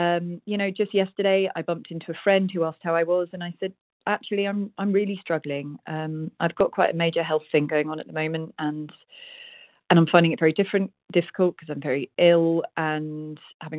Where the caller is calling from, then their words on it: South West England, United Kingdom; Rosie W., also Rita in Devon in the UK.